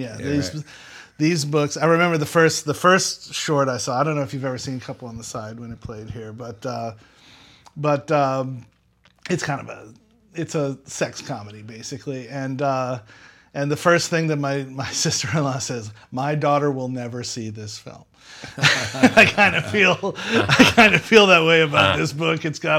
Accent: Metairie, Louisiana, United States; So I'm originally from Old Metairie. In fact, where I'm staying right now on our extended vacation is the house I grew up in.

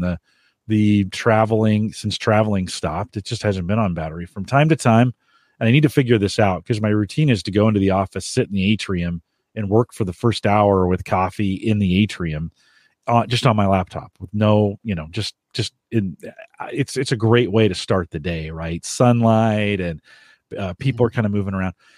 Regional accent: San Jose, California, United States; moved away; I grew up in San Jose.

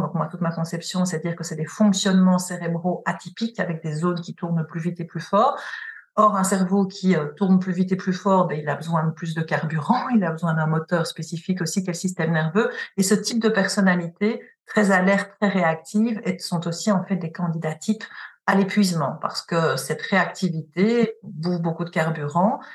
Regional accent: Belgium; also born or lived in Paris; je suis belge, j'ai travaillé là-bas aussi

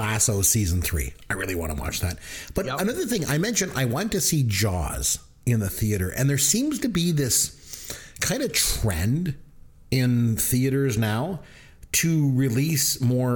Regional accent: Ontario, Canada; I remember being a 7-year old kid growing up in Ontario, Canada

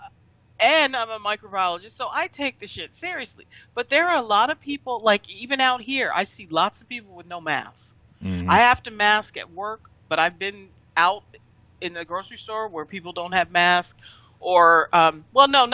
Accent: Pennsylvania, United States; moved away; I'm from Pennsylvania

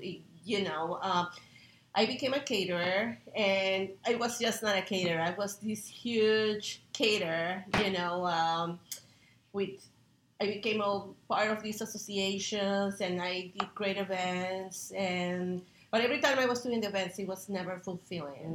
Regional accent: Peru; now in United States; growing up uh, with a family and having my mom focus on nutrition back in Peru. I'm from Peru, and uh, I'm a chef here in the United States

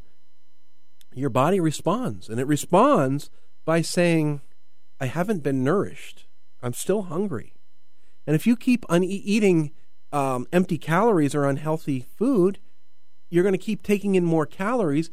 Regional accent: United States; I'm American

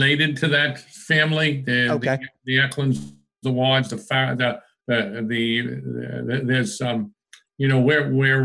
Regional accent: Lowell, Massachusetts, United States; also born or lived in New Hampshire / West Hollywood, Los Angeles; I grew up in Lowell, Massachusetts, in a really tough spot, Irish

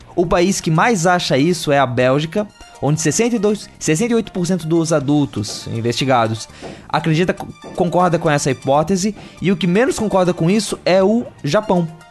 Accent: Santa Catarina, Brazil; como catarinense

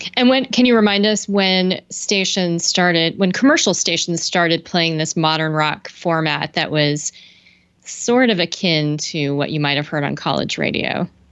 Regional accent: San Francisco Bay Area, California, United States; I grew up in the San Francisco Bay Area

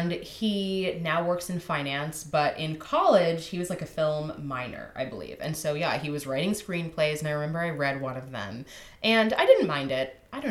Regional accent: San Diego, California, United States; having grown up yeah. in San Diego

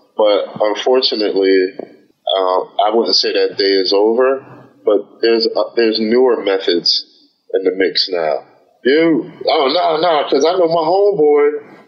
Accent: Philadelphia, Pennsylvania, United States; now in Los Angeles, United States; I'm from Philadelphia. I moved to Los Angeles and continued my work.

